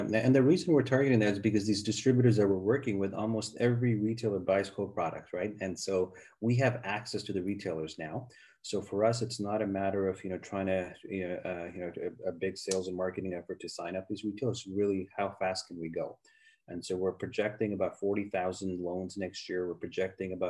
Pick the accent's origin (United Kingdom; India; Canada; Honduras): Canada; moved away as an adult; also born or lived in United States; I grew up in Canada, been in the U.S. for many years.